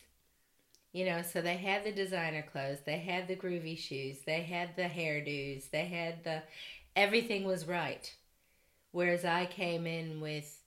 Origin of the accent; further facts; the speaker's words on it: Detroit, Michigan, United States; I grew up in Detroit, Michigan, single parent family, raised by my mom